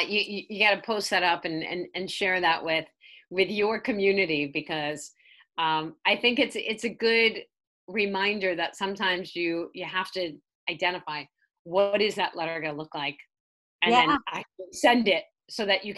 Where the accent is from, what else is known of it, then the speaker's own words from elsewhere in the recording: New York City, New York, United States; And I grew up in Staten Island, New York. And I had the worst accent you could ever have.